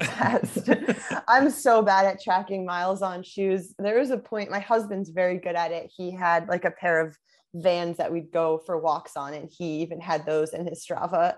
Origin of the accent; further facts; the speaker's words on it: Connecticut, United States; moved away as an adult; also born or lived in Vermont; now in Southern California, United States; I'm from Connecticut originally